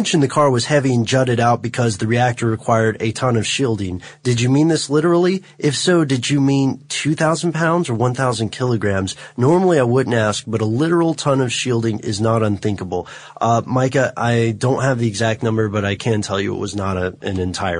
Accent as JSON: {"language": "English", "town": "Melbourne", "region": "Victoria", "country": "Australia", "said": "I'm from Melbourne in Australia. I see it all the time."}